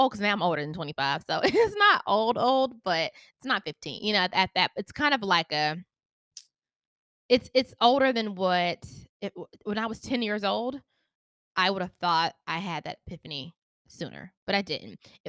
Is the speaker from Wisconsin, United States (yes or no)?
no; Charlotte, North Carolina, United States; I am from Charlotte, North Carolina.